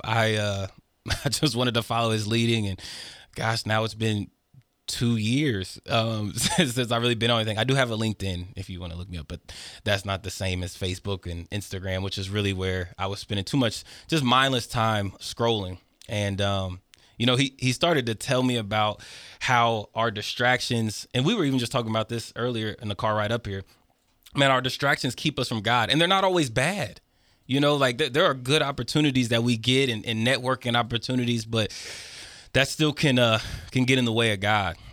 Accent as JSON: {"language": "English", "town": "Fairborn", "region": "Ohio", "country": "United States", "tie": "born or raised there", "said": "Growing up in Fairborn, and to nobody's fault, there's just not a lot of things for youth"}